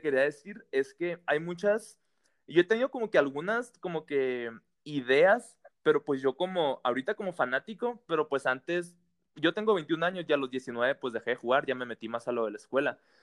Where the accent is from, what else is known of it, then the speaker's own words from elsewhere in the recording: Hermosillo, Sonora, Mexico; Yo soy de Hermosillo